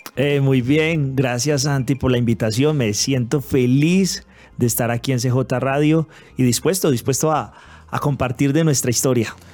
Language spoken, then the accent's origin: Spanish; Manizales, Caldas, Colombia; also born or lived in Pereira; Nosotros que somos de Manizales